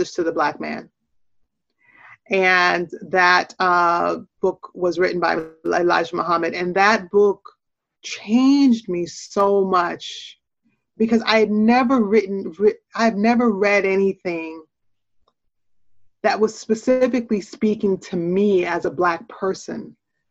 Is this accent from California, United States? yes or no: no; Portland, Oregon, United States; also born or lived in Jamaica; born in Jamaica, but growing up in the U.S. in a lot of inferior circumstances, and growing up in Portland, Oregon, which is a predominantly white town